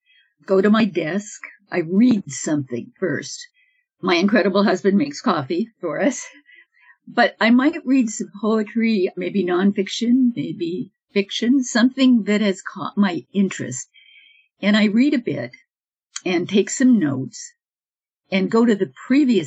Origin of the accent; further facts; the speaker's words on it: Upland, California, United States; also born or lived in Los Angeles; I was born in Upland, California. That's about an hour east of Los Angeles.